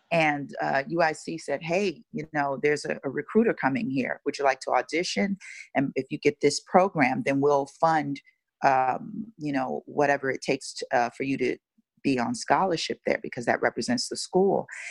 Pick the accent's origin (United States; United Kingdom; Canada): United States; Chicago, Illinois; now in Los Angeles, United States; I'm from Chicago, Chicago, Illinois, born and raised, west side of Chicago to be specific